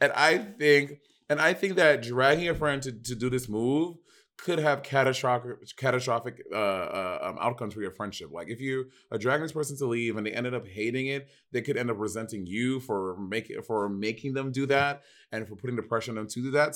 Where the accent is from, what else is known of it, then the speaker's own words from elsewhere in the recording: New York, United States; I'm from New York